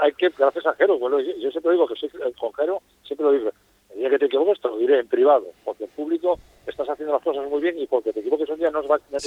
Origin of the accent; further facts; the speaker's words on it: Asturias, Spain; now in Fuerteventura, Spain; soy asturiano, no renuncias a tu origen